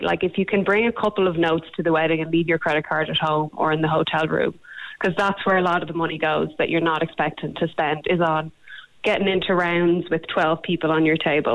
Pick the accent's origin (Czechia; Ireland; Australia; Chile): Ireland; we're Irish